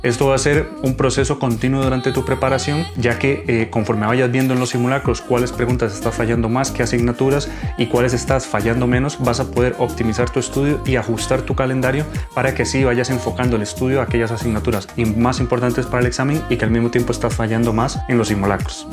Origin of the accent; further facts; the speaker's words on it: Costa Rica; moved away as an adult; now in Spain; soy médico de Costa Rica